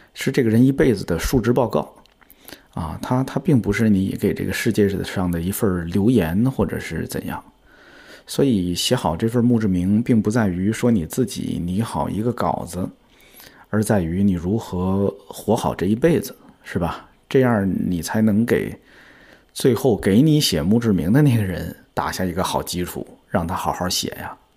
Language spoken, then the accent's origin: Chinese; China; 我的家乡其实是在天津跟河北交界的一个地方，所以我从小就见过很多乡村里边儿的葬礼